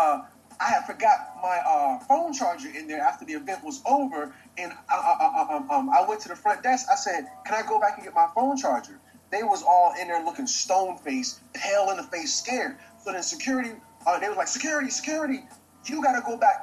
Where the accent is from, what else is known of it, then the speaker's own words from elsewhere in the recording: Virginia, United States; this is my hometown, so I done been in this library a million times